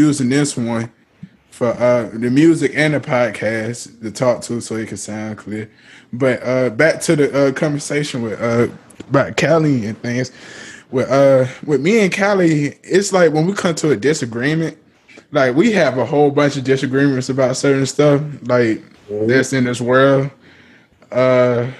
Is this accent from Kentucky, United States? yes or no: no; Atlanta, Georgia, United States; I'm from Atlanta.